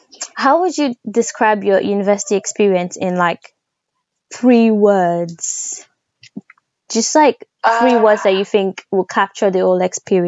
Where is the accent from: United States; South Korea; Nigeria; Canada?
Nigeria; moved away as an adult; also born or lived in United Kingdom; I grew up in Nigeria, went to secondary school in Nigeria.